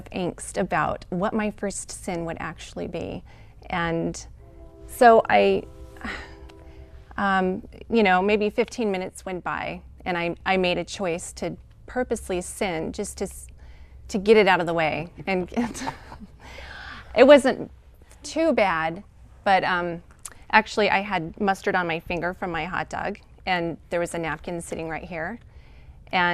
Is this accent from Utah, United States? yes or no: yes; Salt Lake City, Utah, United States; I was born and raised in Salt Lake City and raised as a Mormon